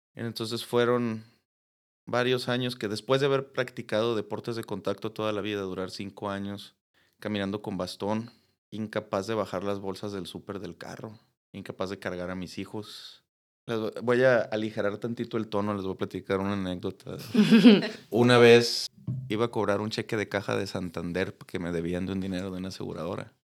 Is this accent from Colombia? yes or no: no; Mexico; como latinoamericanos, no digamos solo mexicanos